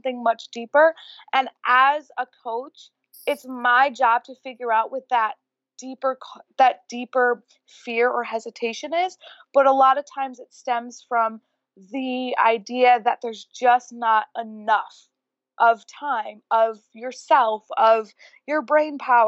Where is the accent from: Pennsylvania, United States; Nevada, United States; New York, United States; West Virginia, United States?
New York, United States; Rochester; moved away as an adult; also born or lived in Los Angeles, California; I just moved back to my hometown of Rochester, New York from living